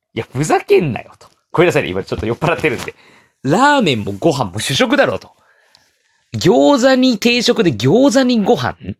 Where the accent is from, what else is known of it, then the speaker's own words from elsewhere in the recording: Japan; 僕、日本に住んでさんじゅういちねん。いや、生まれてからずっと日本